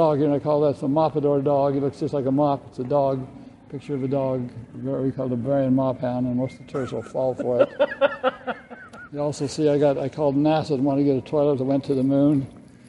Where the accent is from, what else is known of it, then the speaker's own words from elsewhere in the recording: Idaho, United States; I'm from Idaho